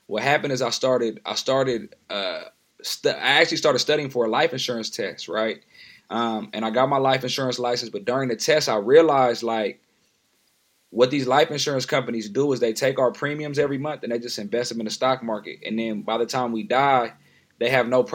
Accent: San Diego, California, United States; now in Oakland, United States; I'm from San Diego, California. I currently reside in Oakland, California.

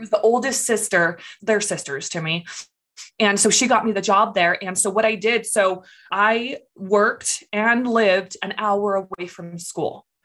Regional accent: California, United States; moved away as an adult; So, I grew up in California. I lived there for about 23 years.

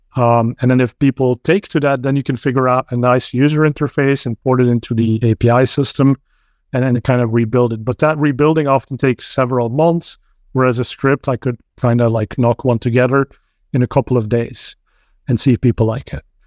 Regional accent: Belgium; now in Bay Area, United States; I'm originally from Belgium, so spoke Dutch

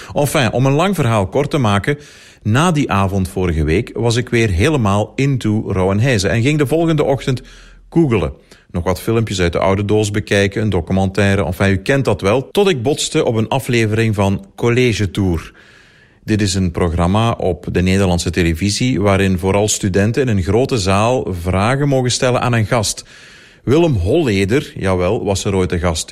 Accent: Limburg, Belgium; Als Limburger

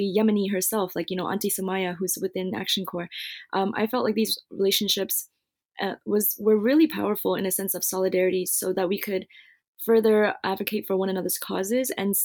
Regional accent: United States; growing up in the United States

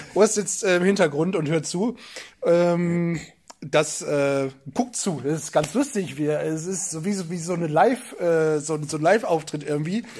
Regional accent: Northern Germany, Germany

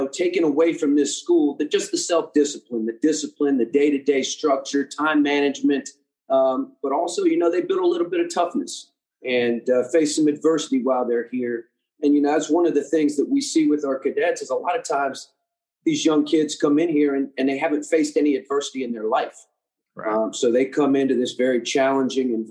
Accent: Maryland, United States; moved away as an adult; now in Charleston, United States; Originally, I'm from Maryland, just out of D.C.

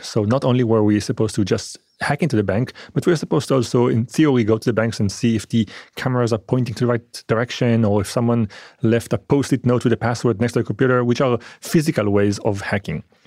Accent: Israel; also born or lived in France; I was born in France, and I was raised in Israel.

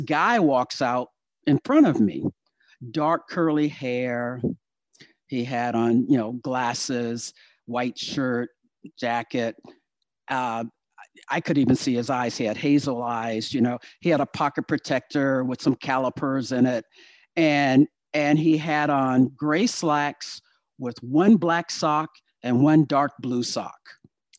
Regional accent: Virginia, United States; moved away; I am from Virginia.

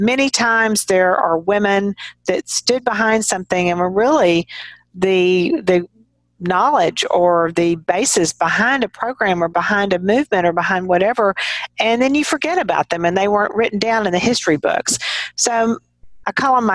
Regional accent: Texas, United States; as a Texan and just kind of growing up around people in a small town

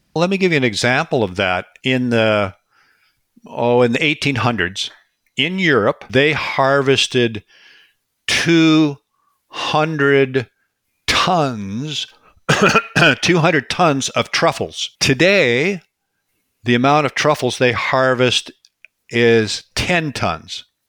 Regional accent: Washington, United States; now in British Columbia, Canada; I grew up in Washington State. So I grew up in this ecosystem out here

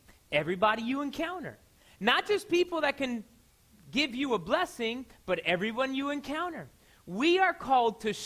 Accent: Miami, Florida, United States; I'm from Miami

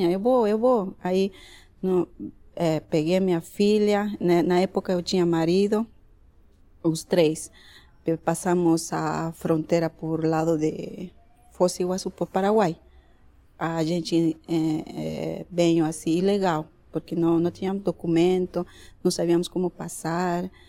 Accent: Oruro, Bolivia; now in Brazil; sou de Oruro.

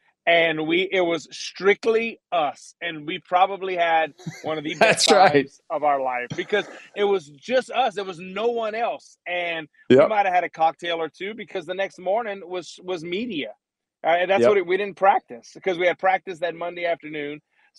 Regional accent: South Louisiana, United States; I'm from South Louisiana. I've never driven in snow.

